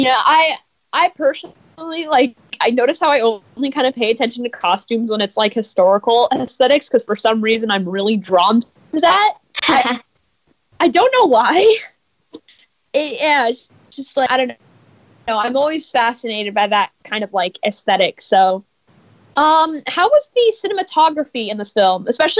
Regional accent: Los Angeles, California, United States

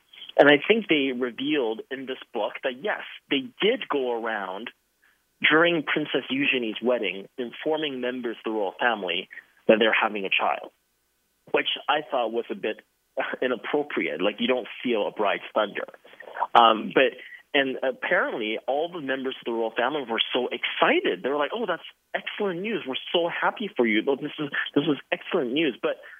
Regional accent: China; born there; I was born in China. I am ethnically Chinese

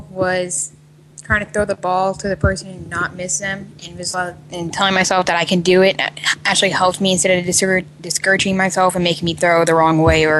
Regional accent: United States; now in Bahrain; I'm from the United States.

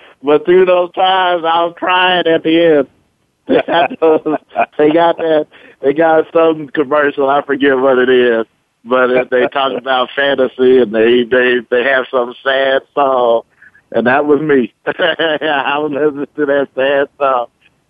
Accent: Bay Area, California, United States; now in Wyoming, United States; I'm from that beautiful Bay Area, mostly California.

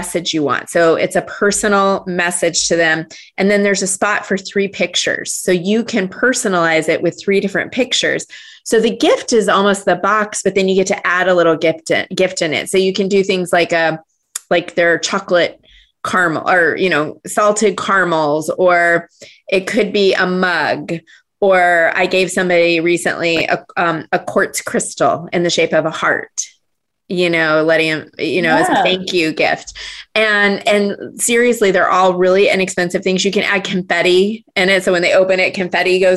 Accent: Cottonwood, Arizona, United States; moved away; I grew up in Northern Arizona in a small town, Cottonwood

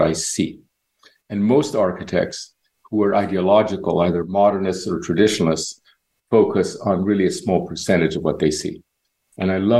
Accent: Barcelona, Catalonia, Spain; moved away as an adult; also born or lived in Cuba / New York; now in Miami, United States; I grew up in Cuba till I was 10, and I witnessed that very interesting revolution. And when we left, we moved to Spain. So I was in Spain from about age 10 to 24.

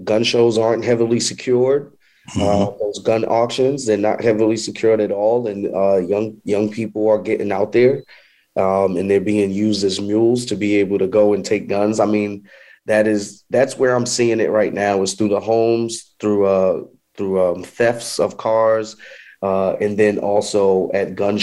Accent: New York, United States; now in Charlotte, United States; I'm from New York. So as I started to come down south

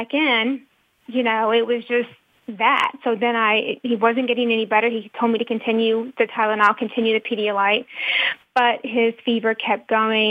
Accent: North Carolina, United States; I'm from the South, I'm from North Carolina

